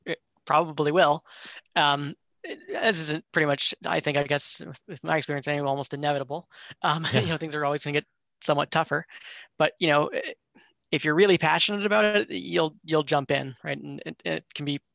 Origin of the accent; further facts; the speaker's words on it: Vancouver, British Columbia, Canada; I grew up in Vancouver, Canada